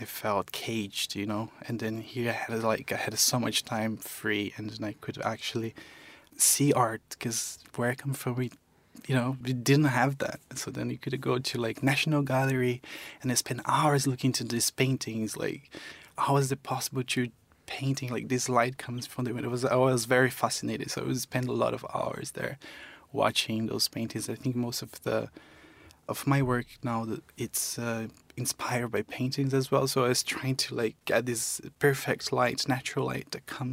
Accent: Campo Grande, Mato Grosso do Sul, Brazil; also born or lived in Eldorado, Mato Grosso do Sul; I actually was born in Eldorado, which is in Mato Grosso do Sul, in the border with Paraná. So I was born there, and then I grew up in Campo Grande, Mato Grosso do Sul, which is the capital

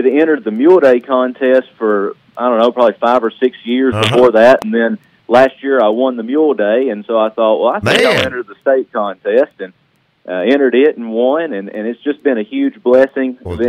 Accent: Bell Buckle, Tennessee, United States; also born or lived in Rutherford County, Tennessee; I grew up in the Bedford County area around Bellbuckle and Unionville. Yeah. And then when my wife and I got married, we lived in Rutherford County for a little while and just had to get back to Bedford.

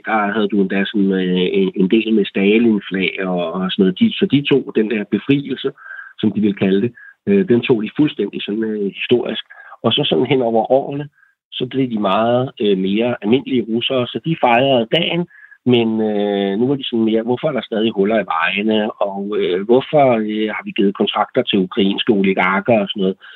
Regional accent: Denmark; vi som danskere

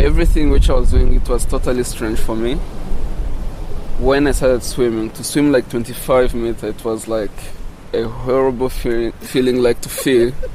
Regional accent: DR Congo; English is a second language; now in South Africa

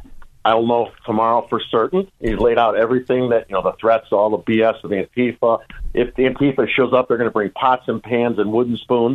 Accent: the South, United States; I grew up in the South.

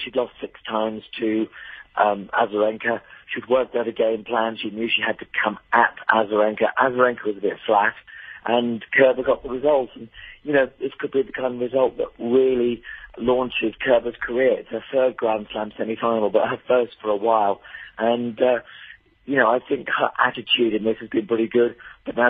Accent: United Kingdom; as a Brit

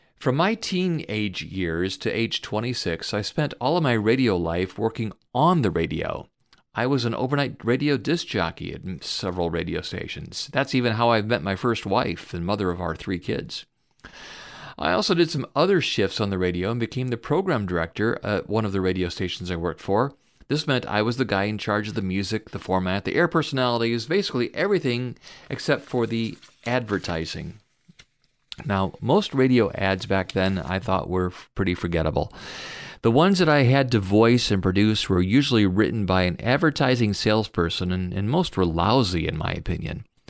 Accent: Fort Wayne, Indiana, United States; moved away as an adult; also born or lived in Detroit; my hometown of Fort Wayne, Indiana

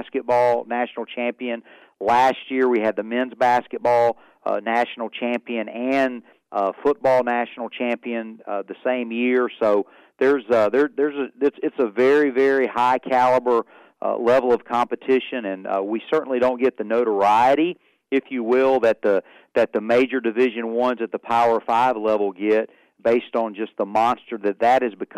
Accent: Macon, Georgia, United States; moved away as an adult; also born or lived in Greenville, South Carolina; now in Oklahoma, United States; I was born and raised in I grew up in just outside of Macon, Georgia, which is where we live. My parents still live there now

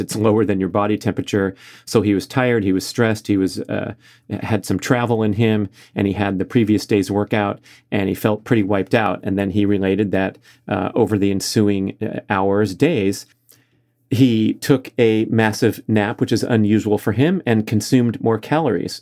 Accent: Los Angeles, California, United States; my hometown of Los Angeles

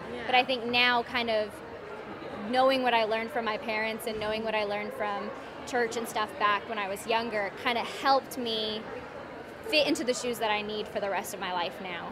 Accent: Fort Worth, Texas, United States; I am from Fort Worth, Texas

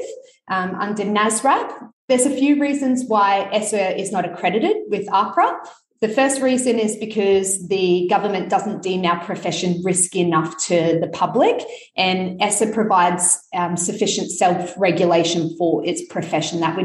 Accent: Sunshine Coast, Queensland, Australia; now in Brisbane, Australia; I grew up and studied on the Sunshine Coast

